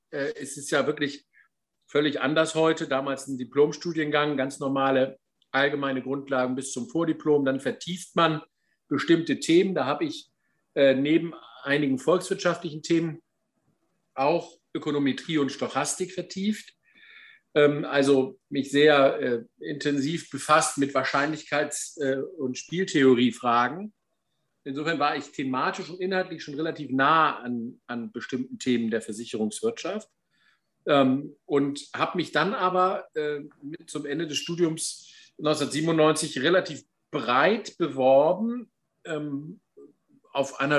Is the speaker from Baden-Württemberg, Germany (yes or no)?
no; Warstade, Lower Saxony, Germany; Abitur im äh, schönen Landkreis Cuxhaven in meiner Heimat in Warstade gemacht